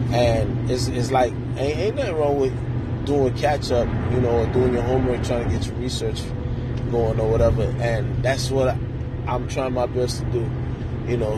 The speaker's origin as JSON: {"language": "English", "region": "New York", "country": "United States", "also_born_or_lived": "Queens / North Miami", "moved": "yes", "lives_now": "Miami, United States", "said": "I'm from New York"}